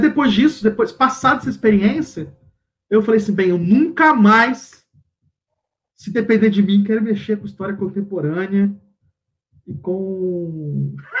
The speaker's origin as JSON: {"language": "Portuguese", "country": "Brazil", "said": "sou terceiro mundo, eu sou brasileiro"}